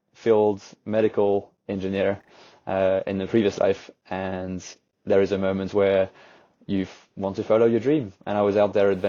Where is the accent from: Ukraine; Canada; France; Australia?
France; Camargue National Park, Provence-Alpes-Côte d'Azur; now in Lyon, France; I actually grew up in the Camargue National Park, which is where the Rhône River creates a delta.